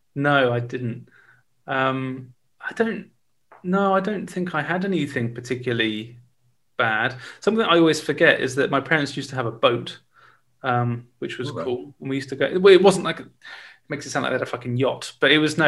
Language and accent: English; Winchester, South East England, United Kingdom; I'm from Winchester.